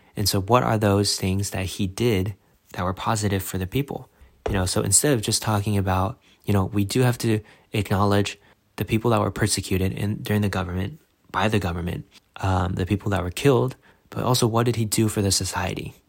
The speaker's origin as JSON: {"language": "English", "country": "United States", "said": "as an American"}